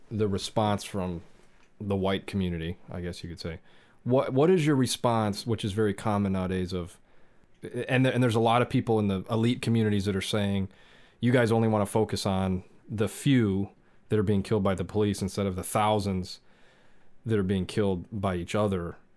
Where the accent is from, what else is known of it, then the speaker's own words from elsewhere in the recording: Southern California, United States; I grew up in Southern California